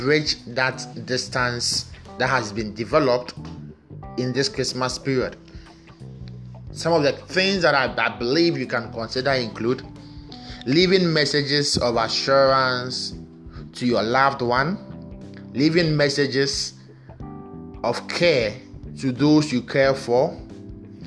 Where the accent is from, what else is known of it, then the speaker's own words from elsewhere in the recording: Ghana; from Ghana